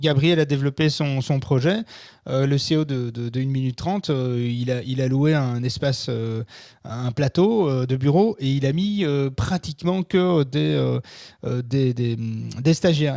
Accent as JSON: {"language": "French", "country": "Belgium", "also_born_or_lived": "Brussels", "said": "chez nous en France, oh, en Belgique"}